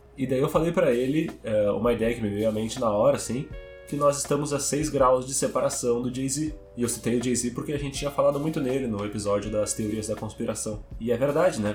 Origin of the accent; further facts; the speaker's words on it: Porto Alegre, Rio Grande do Sul, Brazil; Eu sou de Porto Alegre